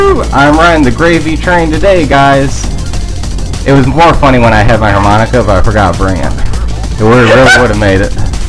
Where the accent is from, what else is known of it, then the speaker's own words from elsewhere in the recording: Alpena, Michigan, United States; moved away; The part where I'm from is Alpena